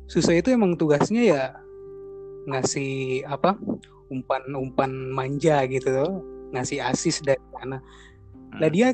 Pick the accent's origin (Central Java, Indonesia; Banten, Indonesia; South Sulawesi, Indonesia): South Sulawesi, Indonesia; Makassar; born there; Jadi gue lahir di Makassar, sekarang juga udah domisili di Makassar.